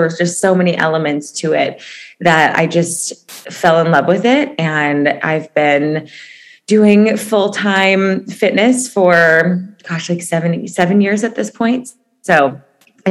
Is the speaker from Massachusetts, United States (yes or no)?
no; Chicago, Illinois, United States; moved away as an adult; now in Los Angeles, United States; I'm originally from Chicago, lived in LA for 9 years